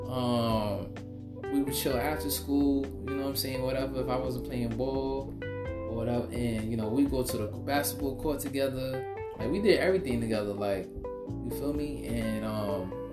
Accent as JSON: {"language": "English", "region": "New Jersey", "country": "United States", "tie": "born or raised there", "also_born_or_lived": "Brooklyn, New York", "said": "growing up in Jersey"}